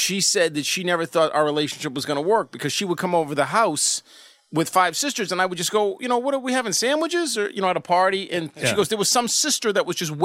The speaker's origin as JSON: {"language": "English", "town": "Bedford", "region": "Massachusetts", "country": "United States", "tie": "born or raised there", "lives_now": "Wakefield, United States", "said": "I grew up in Bedford, and now I live in the lovely town of Wakefield"}